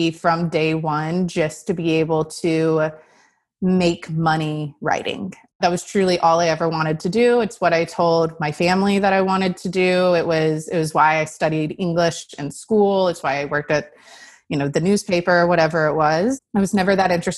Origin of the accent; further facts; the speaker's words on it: Texas, United States; I'm from Texas and I really loved Austin, wanted to be closer to my family.